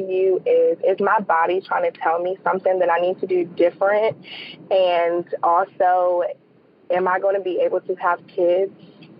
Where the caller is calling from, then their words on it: Calvert County, Maryland, United States; I'm calling from Calvert County, Maryland.